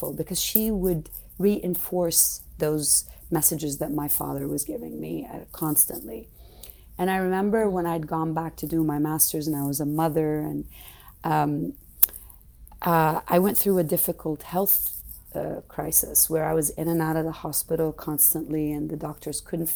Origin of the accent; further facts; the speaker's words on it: Saudi Arabia; growing up in Saudi, I wanted to become a doctor